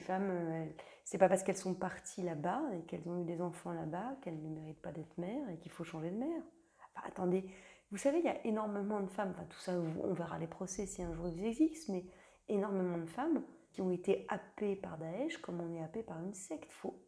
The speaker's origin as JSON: {"language": "French", "area": "Lorraine", "region": "Grand Est", "country": "France", "said": "je viens de Lorraine en Lorraine, en 45."}